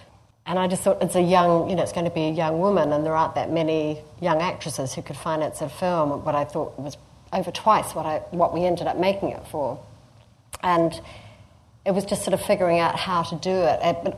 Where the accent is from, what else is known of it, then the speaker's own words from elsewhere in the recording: New Zealand; moved away; And then I came here from New Zealand quite some time ago, and my mother was homesick for sort of many, many years